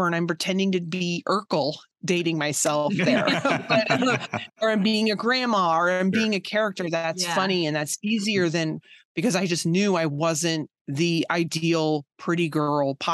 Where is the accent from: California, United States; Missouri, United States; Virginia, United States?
Virginia, United States; I grew up in Virginia